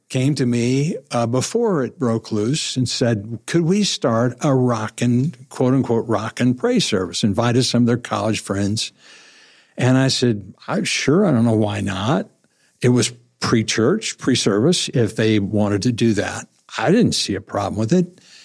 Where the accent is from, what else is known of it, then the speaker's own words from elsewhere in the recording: Webb City, Missouri, United States; I grew up in Webb City